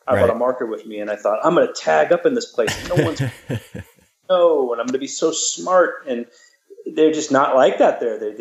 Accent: Bonny Doon, California, United States; also born or lived in Santa Cruz; I'm from Bonnie Doon, so I went to Bonnie Doon Elementary and then met you at Mission Hill.

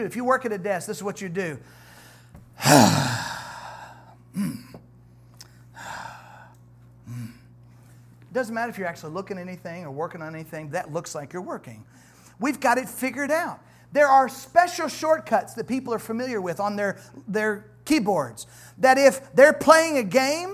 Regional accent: United States; I'm an American

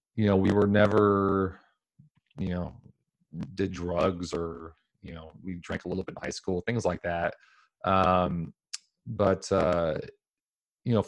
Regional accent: Portland, Oregon, United States; Thank you for having me on, Tiffany. I was born and raised here in Portland, Oregon my whole life, native Portlander, which is seemingly hard to find these days.

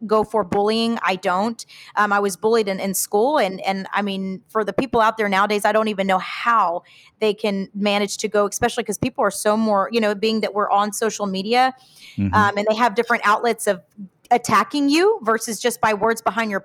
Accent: Houston, Texas, United States; also born or lived in Piedras Negras, Mexico (ancestry); soy de mero Houston, Mexicana de corazón

